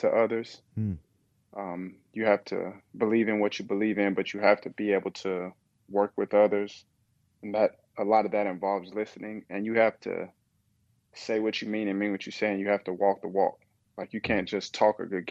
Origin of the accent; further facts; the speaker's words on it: Kingsport, Tennessee, United States; moved away as an adult; also born or lived in Nashville, Tennessee; now in Charlotte, United States; I'm from Kingsport, Tennessee